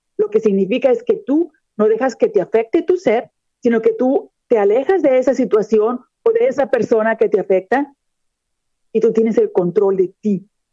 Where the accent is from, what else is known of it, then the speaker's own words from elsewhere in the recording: Monterrey, Nuevo León, Mexico; moved away as an adult; also born or lived in Texas; now in Florida, United States; yo soy mexicana de nacimiento, nací en la ciudad de Monterrey, Nuevo León, está en el norte de México. Sin embargo, ya tengo 23 años de residir en los Estados Unidos.